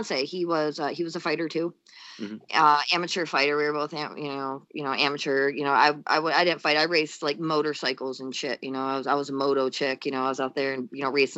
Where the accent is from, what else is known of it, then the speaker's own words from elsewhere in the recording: Holly, Michigan, United States; now in Northern Michigan, United States; I'm originally from the Flint area, you know? Okay. Yeah, a little bit south of Flint, in a little town called Holly